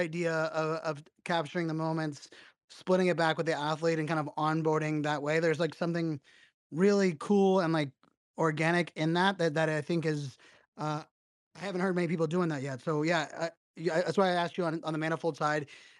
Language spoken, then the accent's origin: English; Virginia Beach, Virginia, United States; I grew up here on Virginia Beach